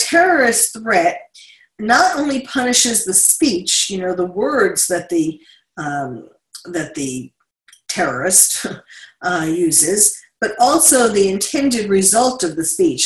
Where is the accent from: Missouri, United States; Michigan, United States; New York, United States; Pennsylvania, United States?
New York, United States; now in California, United States; my home state is New York. I am a New Yorker, born and bred through and through, but living in California